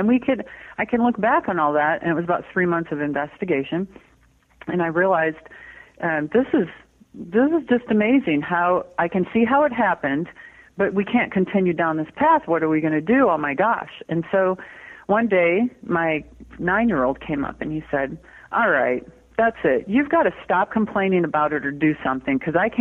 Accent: Michigan, United States; now in Petaluma, United States; I grew up in Michigan

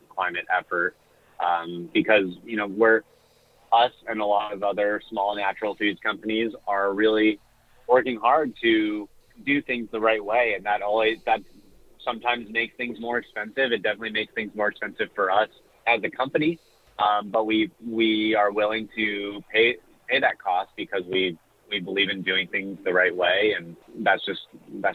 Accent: Southern California, United States; I'm originally from Southern California

